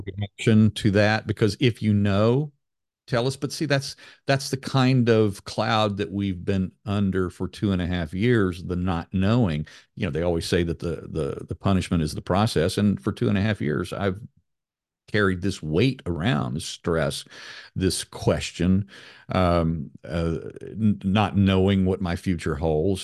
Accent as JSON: {"language": "English", "town": "Raleigh", "region": "North Carolina", "country": "United States", "tie": "born or raised there", "said": "my hometown of Raleigh, North Carolina, where I'm sitting right now"}